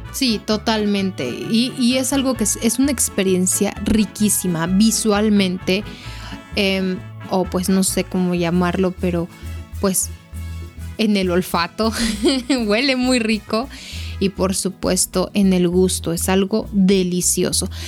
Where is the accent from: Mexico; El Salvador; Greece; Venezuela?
Mexico; nos identifica como mexicanos